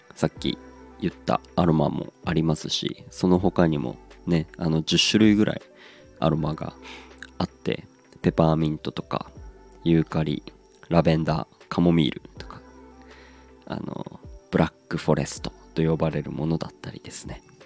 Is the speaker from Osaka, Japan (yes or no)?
no; Aomori, Japan; 地元が青森